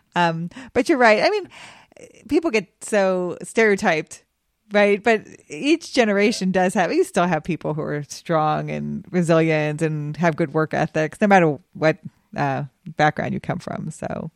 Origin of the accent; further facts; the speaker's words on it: Cheyenne, Wyoming, United States; moved away; also born or lived in Memphis; I grew up in Cheyenne, Wyoming